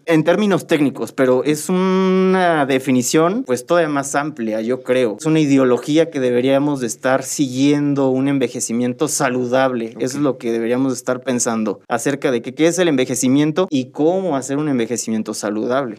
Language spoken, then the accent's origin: Spanish; Querétaro, Mexico; yo soy de aquí de Querétaro. Yo soy nacido, originario y me he formado toda mi trayectoria aquí en Querétaro